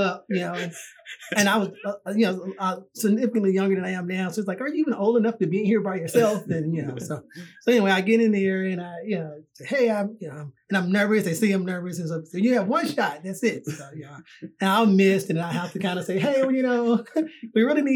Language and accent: English; Atlanta, Georgia, United States; moved away; also born or lived in Washington, D.C.; I'm originally from Atlanta, Georgia